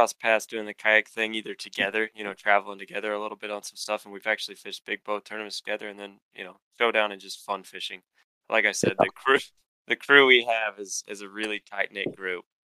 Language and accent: English; Kansas, United States; also born or lived in Grand Lake, Oklahoma; I'm from Kansas, but I spent a lot of time on Grand Lake.